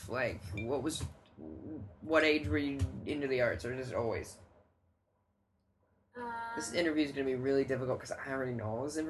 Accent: South Dakota and Minnesota, Upper Midwest, United States; we grew up in South Dakota and Minnesota.

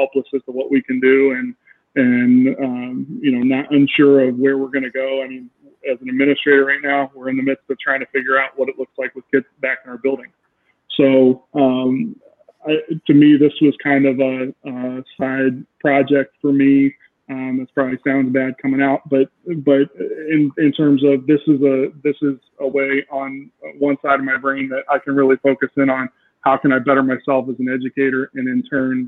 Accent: Canton, Ohio, United States; I am from Canton, Ohio

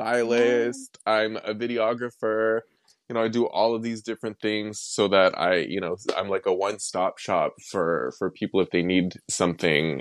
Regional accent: Wetaskiwin, Alberta, Canada; also born or lived in Millet, Alberta; I grew up in Millet, and then after my parents divorced, I then moved to Atascoan

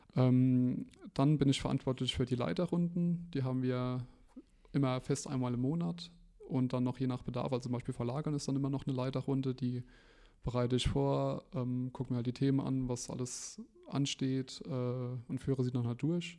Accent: Ramstein-Miesenbach, Rhineland-Palatinate, Germany; bin hier gebürtiger Rammsteiner

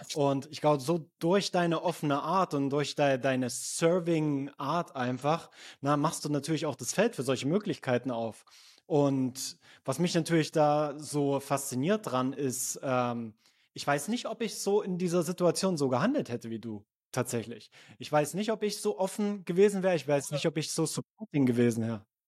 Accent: eastern Germany, Germany; moved away; also born or lived in Switzerland; Meine Heimat ist der tiefste Osten von Deutschland tatsächlich.

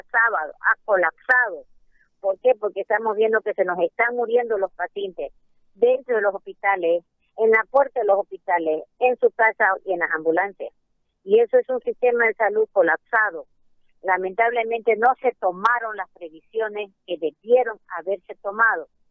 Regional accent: Santa Cruz, Bolivia; como cruceño

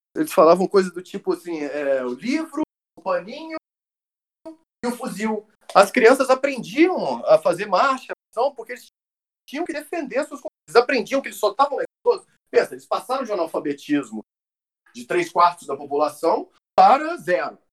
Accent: Brazil; Eu brasileiro

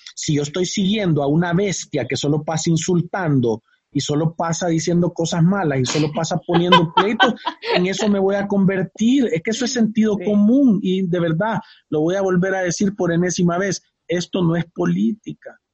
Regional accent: El Salvador; como salvadoreños

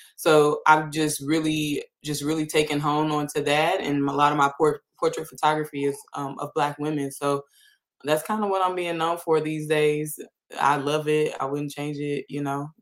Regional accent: St. Louis, Missouri, United States; I'm from St. Louis

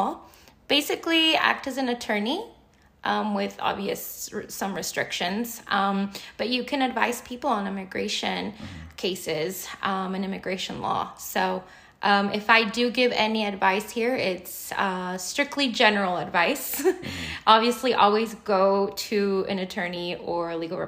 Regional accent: United States; also born or lived in Mexico; I've lived my life, my entire life here. I came here when I was 3 years old

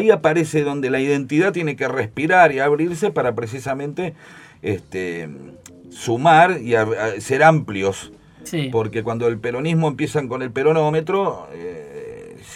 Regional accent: Buenos Aires, Argentina; somos de Capital Federal, sí. somos todos porteños.

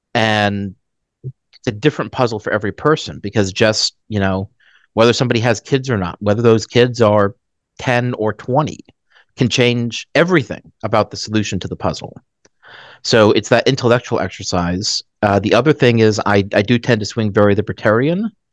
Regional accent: Dallas, Texas, United States; also born or lived in Phoenix, Arizona / Colorado Springs, Colorado; we moved to Dallas. And I've basically been in Dallas since.

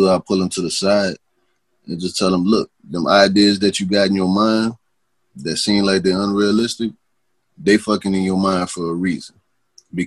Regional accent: New Orleans, Louisiana, United States; moved away as an adult; also born or lived in Texas; I done moved up out of New Orleans. You see, I ain't lost no part of my accent

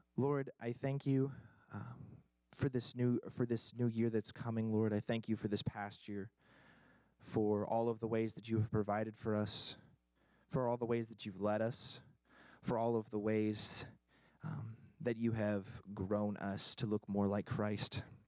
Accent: Kentucky, United States; now in New England, United States; I'm from Kentucky originally

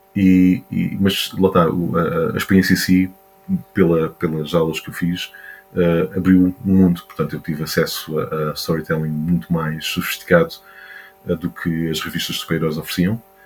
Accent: Montijo, Lisbon, Portugal; nasci em Lisboa, mas sempre vivi no Montijo

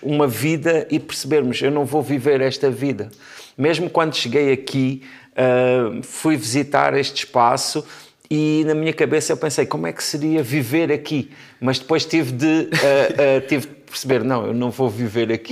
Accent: Portugal; Eu já nasci em Portugal, mas as minhas irmãs nasceram em França

